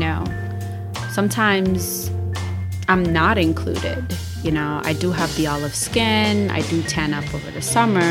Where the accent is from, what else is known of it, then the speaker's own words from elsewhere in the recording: New York City, New York, United States; I'm from New York City